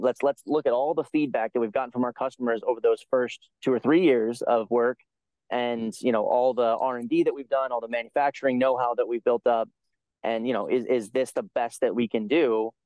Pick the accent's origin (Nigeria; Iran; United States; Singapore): United States; as a you know upper middle class white guy, um, growing up in America